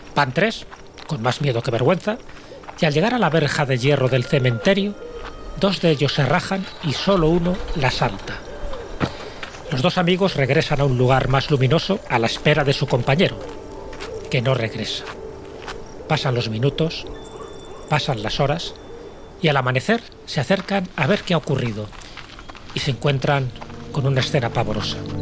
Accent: Castile and León, Spain; cuando era pequeño y vivía en mi pueblo de León

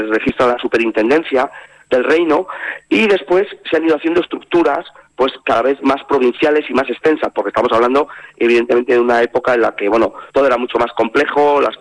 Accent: Castile, Spain; now in Navarre, Spain; incluso como en mi caso, que venimos de Castilla, ya es nuestra tierra, nuestros hijos han nacido aquí, han podido disfrutar y la verdad es que vivimos eh, tan a gusto y nos sentimos tan navarros que no tenemos la intención de irnos.

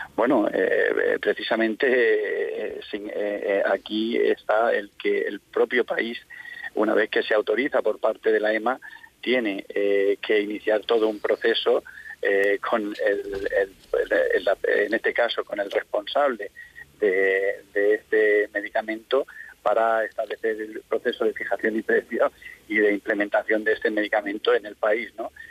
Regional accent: Region of Murcia, Spain; en nuestra comunidad autónoma

